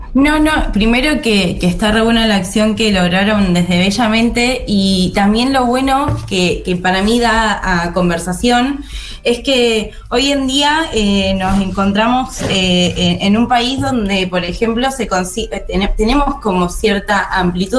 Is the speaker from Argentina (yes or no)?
yes; Mar del Plata, Buenos Aires Province, Argentina; yo soy de Mar del Plata